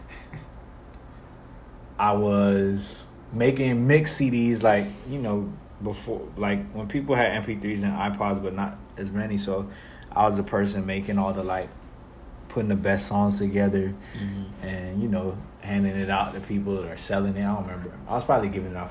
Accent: Broward County, Florida, United States; also born or lived in Kingston, Jamaica; I was raised my whole life in Broward County

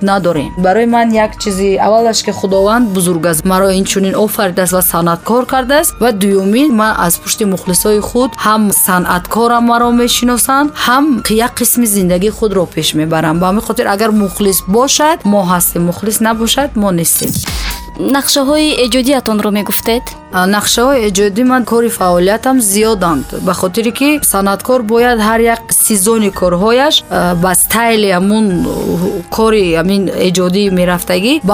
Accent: Bokhtar, Khatlon, Tajikistan; ман дар шаҳри қурғонтепа таваллуд шудам ва ин ҳол ки номаш бохтар номиданд

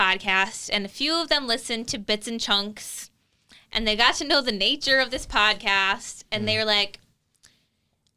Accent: Mandan, North Dakota, United States; I was from Mandan

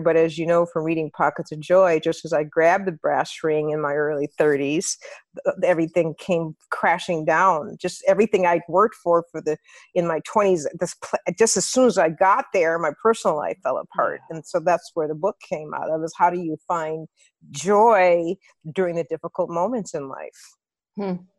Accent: Minneapolis, Minnesota, United States; moved away as an adult; get back to Minneapolis and be an anchor in my hometown

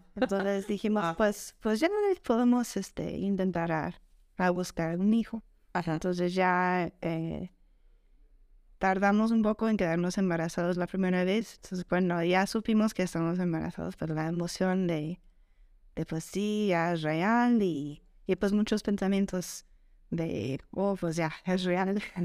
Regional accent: Colorado, United States; moved away as an adult; also born or lived in Puebla / Querétaro; now in Mexico; yo vengo de Estados Unidos, de Colorado, ya desde hace 17 años estoy aquí en México

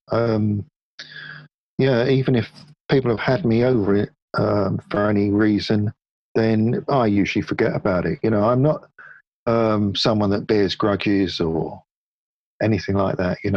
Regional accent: Hounslow, London, United Kingdom; Mostly in Hounslow. Yeah, just a little bit um, west of Ealing.

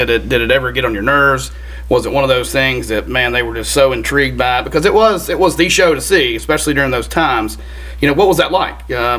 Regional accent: Memphis, Tennessee, United States; being growing up in Memphis

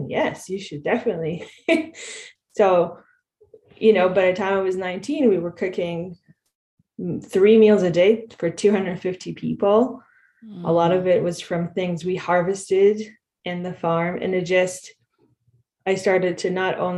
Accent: Israel; moved away as an adult; now in Canada; I grew up in Israel

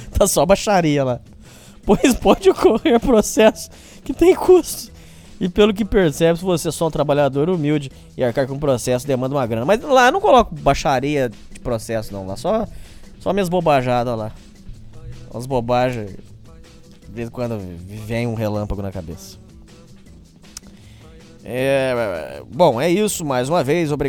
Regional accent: Petrolina, Pernambuco, Brazil; Sou de Petrolina, no interior de Pernambuco.

